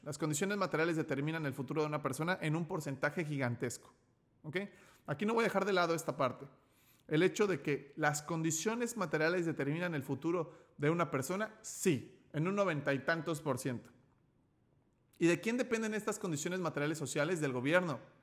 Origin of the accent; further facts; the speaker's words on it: Mexico; also born or lived in León, Guanajuato; como nací en México, yo hablo español